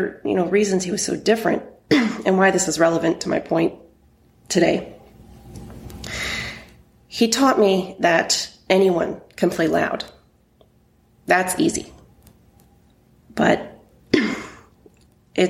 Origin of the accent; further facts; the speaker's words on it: Texas, United States; now in Connecticut, United States; I grew up in Texas